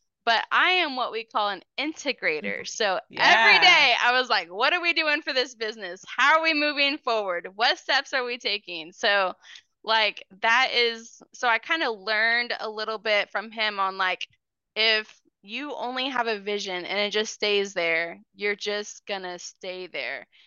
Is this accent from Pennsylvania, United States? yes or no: no; Oklahoma, United States; also born or lived in Missouri / Moore, Oklahoma / Choctaw, Oklahoma; we moved from Missouri to Oklahoma. I was like in the third grade